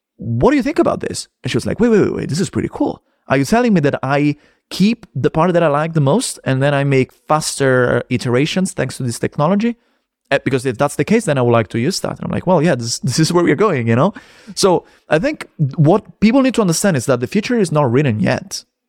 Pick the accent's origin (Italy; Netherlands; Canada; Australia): Italy; Rome, Lazio; moved away; I'm from Rome